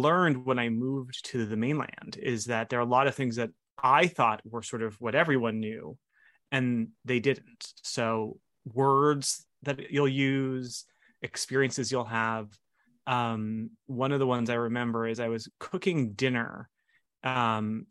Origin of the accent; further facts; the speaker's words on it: Hilo, Hawaii, United States; moved away as an adult; I was born in Hilo, Hawaii, and I was raised in Hawaii until I was 18.